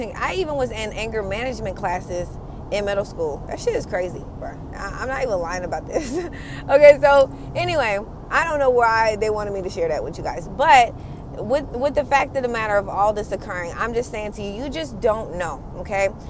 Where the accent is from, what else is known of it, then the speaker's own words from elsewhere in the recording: United States; I am an American kid raised from um, Caribbean parents